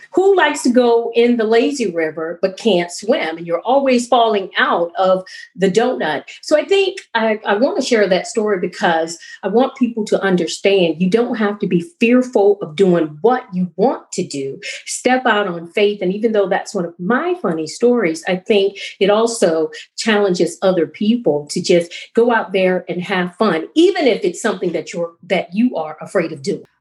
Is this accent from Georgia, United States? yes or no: no; South Carolina, United States; also born or lived in Asia; I'm from South Carolina